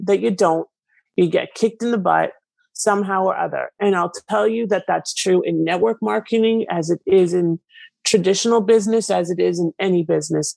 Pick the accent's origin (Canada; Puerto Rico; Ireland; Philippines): Canada; now in United States; I am originally from Canada and I live in the US